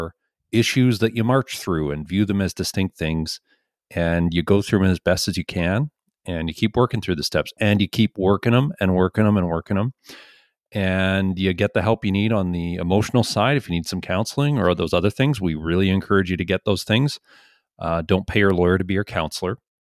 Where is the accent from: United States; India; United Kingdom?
India; also born or lived in Montreal; now in Canada; Actually, I'm basically from India, but I'm studying right now in Montreal, Quebec. And now last year in the summer, I moved to New Brunswick